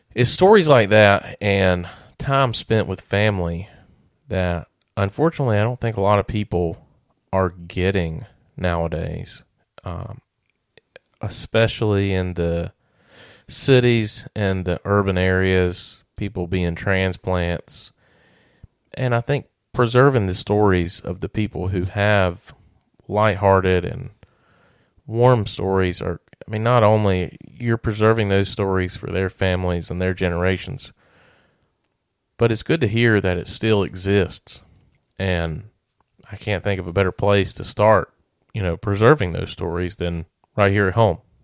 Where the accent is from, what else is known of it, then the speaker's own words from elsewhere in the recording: near Pilot Mountain, North Carolina foothills, United States; I was fortunate enough to grow up on, on a family farm here in the foothills